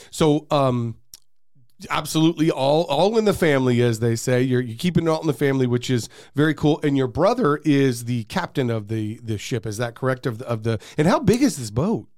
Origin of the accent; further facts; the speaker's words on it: Arizona, United States; I was born and raised in Arizona